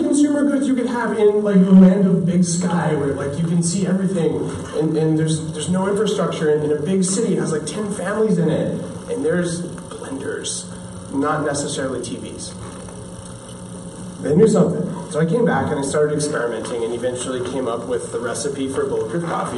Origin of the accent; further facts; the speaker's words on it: United States; also born or lived in California; I'm American